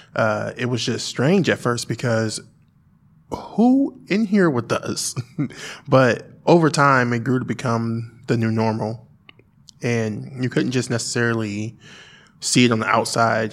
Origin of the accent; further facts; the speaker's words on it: Springfield, United States; we relocated back to Springfield.